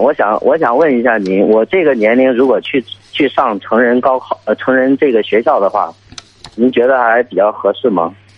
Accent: Shandong, China; moved away; 我家是山东的，然后我是在外地上班儿

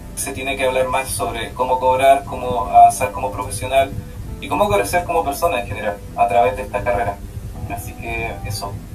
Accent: Chile; moved away as an adult; now in Canada; soy el primer chileno que estudia en esta escuela

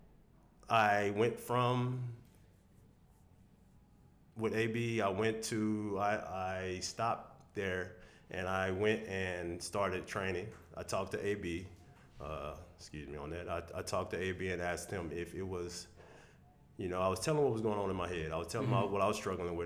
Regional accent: Taylor, Texas, United States; also born or lived in Houston, Texas / Austin, Texas; I'm from Taylor, Texas

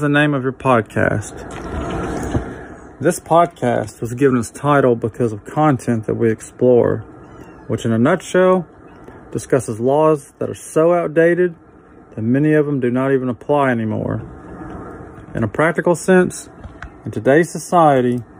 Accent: Arkansas, United States; my home state of Arkansas

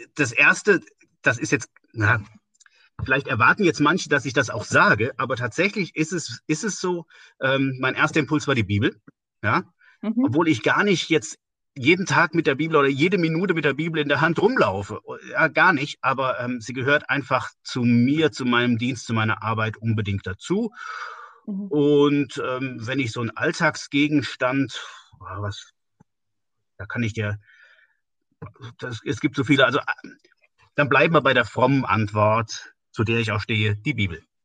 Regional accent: Westerwald, northern Rhineland-Palatinate, Germany; also born or lived in Siegen; now in Woltersdorf, Germany; Aufgewachsen bin ich äh, im nördlichen Teil von Rheinland-Pfalz, im Westerwald.

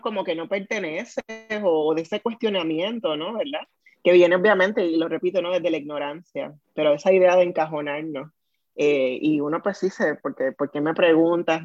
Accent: Puerto Rico; first language Spanish; also born or lived in Fajardo; ese es mi primer idioma, porque soy de Puerto Rico

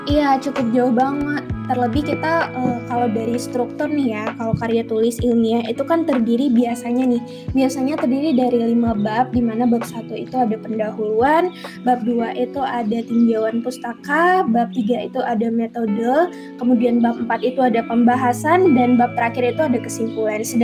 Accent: Bali, Indonesia; memperkenalkan daerah aku khususnya daerah Bali

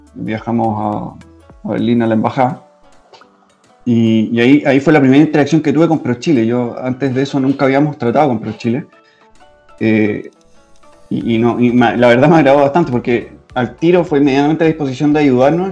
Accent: Chile; moved away as an adult; now in Germany; los mismos problemas que teníamos nosotros en Chile como chilenos

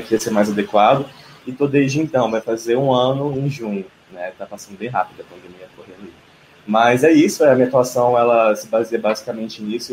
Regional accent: Brasília, Federal District, Brazil; moved away as an adult; now in São Paulo, Brazil; eu sou de Brasília e eu cheguei em São Paulo.

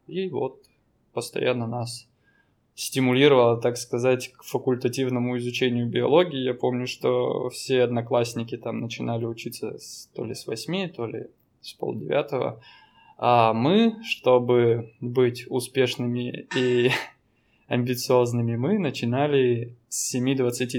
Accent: Danilov, Yaroslavl Oblast, Russia; now in Vladivostok, Russia; Я родился в Ярославской области, в таком маленьком городе. Данилове

